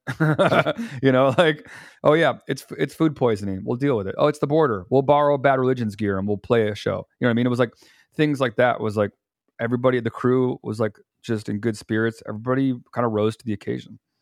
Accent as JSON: {"language": "English", "town": "Chicago", "region": "Illinois", "country": "United States", "tie": "born or raised there", "also_born_or_lived": "Indiana", "said": "I was raised up here in Chicago"}